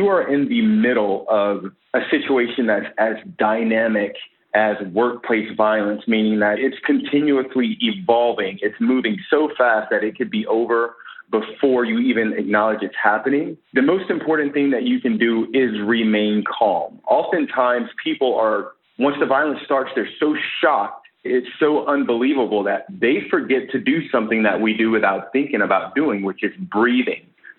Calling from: San Diego, California, United States; I am calling from San Diego, California.

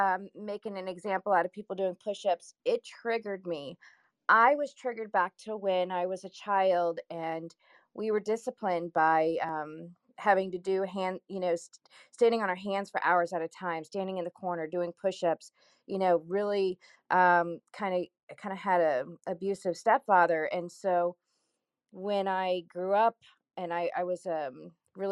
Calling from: Kansas City, United States; I'm here from Kansas City.

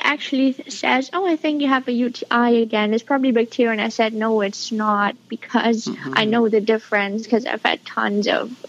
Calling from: Berlin, Germany; I'm calling from Berlin, Germany.

